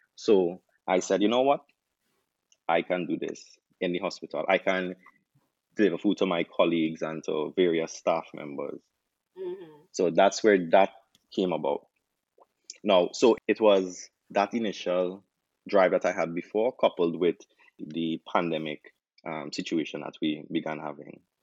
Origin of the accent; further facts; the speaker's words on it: Trinidad & Tobago; moved away as an adult; now in Jamaica; I'm from Trinidad, uh, there's not a lot of Trini options here in Jamaica